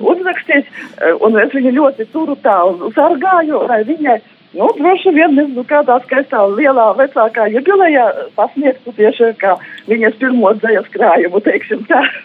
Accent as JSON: {"language": "Latvian", "region": "Latgale", "country": "Latvia", "said": "esmu no Latgales."}